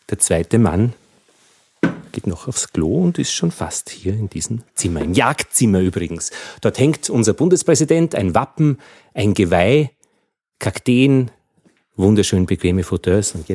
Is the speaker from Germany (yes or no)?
no; Altheim, Upper Austria, Austria; Das Bier ist kühl äh, und kommt aus meiner Heimatgemeinde in Oberösterreich, aus